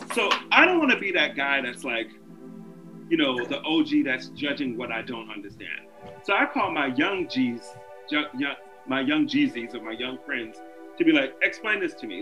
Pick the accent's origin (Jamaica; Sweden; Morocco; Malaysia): Jamaica; I'm Jamaican